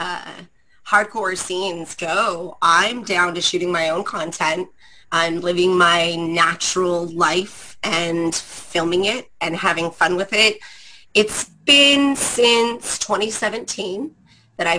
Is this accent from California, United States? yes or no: yes; San Jose, California, United States; I am a Bay Area brat. I'm from San Jose, California